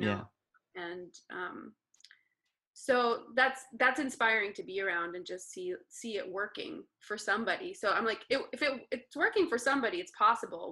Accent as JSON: {"language": "English", "town": "Las Cruces", "region": "New Mexico", "country": "United States", "tie": "born or raised there", "also_born_or_lived": "Ohio / New York City, New York", "moved": "as an adult", "lives_now": "Los Angeles, United States", "said": "las cruces new mexico"}